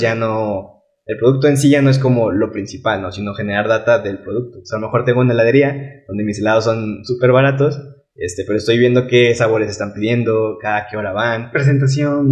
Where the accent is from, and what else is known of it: Mexico